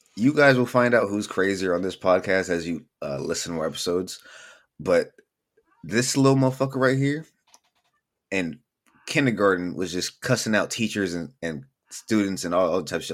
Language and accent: English; Bellflower, California, United States; born and raised in Bellflower, California.